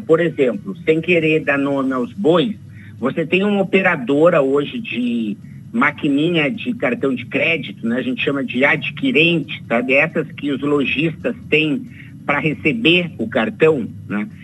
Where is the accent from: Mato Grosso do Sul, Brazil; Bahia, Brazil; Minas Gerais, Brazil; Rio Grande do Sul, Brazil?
Rio Grande do Sul, Brazil; Me entreguei que eu sou gaúcho